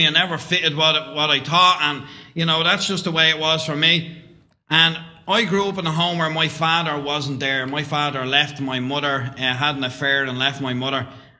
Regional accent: Dublin, Leinster, Ireland; I was brought up in Dublin, Roman Catholic, come from a Catholic background.

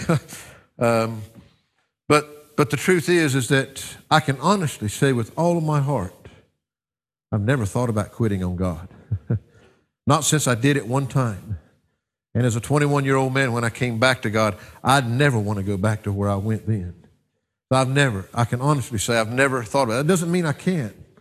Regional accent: United States; I'm a little bit biased as an American

